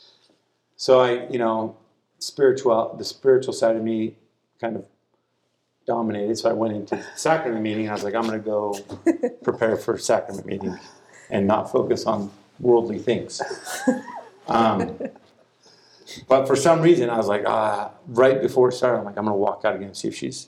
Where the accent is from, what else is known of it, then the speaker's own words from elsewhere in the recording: Utah, United States; I think I was born in Utah.